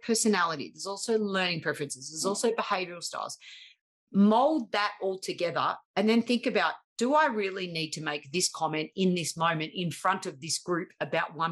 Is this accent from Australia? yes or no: yes; Australia; accent: harsh Australian; my harsh Australian accent